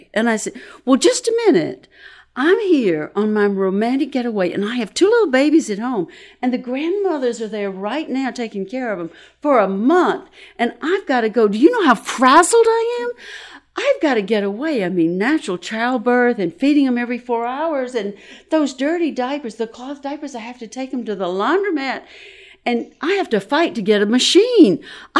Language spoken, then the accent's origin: English; Brooklyn, New York, United States; We're going to Paris, and … from Brooklyn.